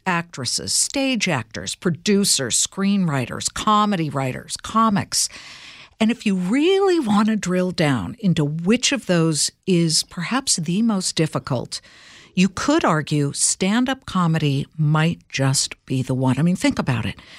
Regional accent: Los Angeles, California, United States; I grew up in Los Angeles

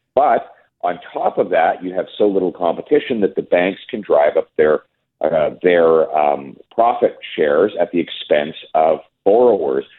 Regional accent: Canada; We're all Canadian

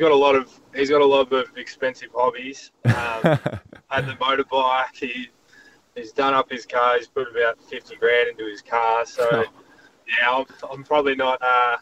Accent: Wagga Wagga, New South Wales, Australia; also born or lived in Queensland; now in Adelaide, Australia; growing up in Wagga Wagga

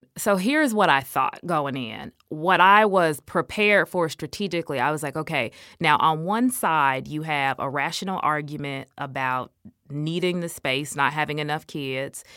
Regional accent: Illinois, United States; Illinois because it was my home state

